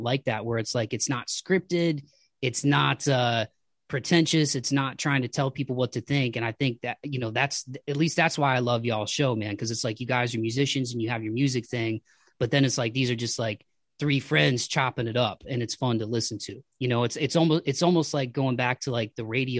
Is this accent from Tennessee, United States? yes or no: no; Toledo, Ohio, United States; growing up in like Toledo, Ohio, and like being middle class